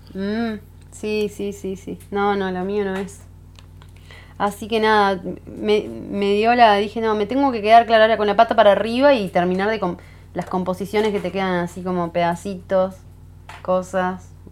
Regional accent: Salinas, Canelones, Uruguay; now in Punta del Diablo, Uruguay; cerca de donde me crié, donde decía cerca de Montevideo, en Salinas

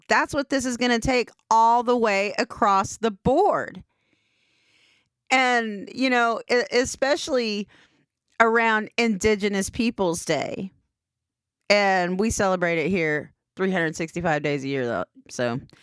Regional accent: Anadarko, Oklahoma, United States; my hometown of Anadarko

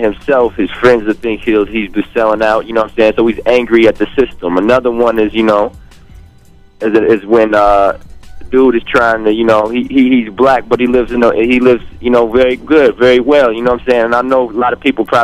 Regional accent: Chicago, Illinois, United States; I'm from Chicago

